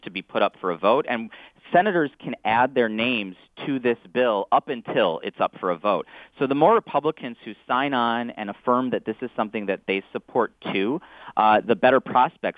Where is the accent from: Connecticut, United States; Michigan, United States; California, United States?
Michigan, United States; Southfield; my hometown of Southfield